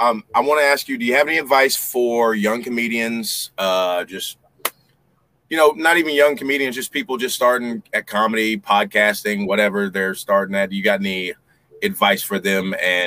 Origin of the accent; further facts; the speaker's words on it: Texas, United States; I'm from Texas. So I'm from Texas. Yeah. So I like guns. You know, it's part of the, you know, it's part of Texas. You know what I'm saying? Yeah. It's just how it is. And I live in the country.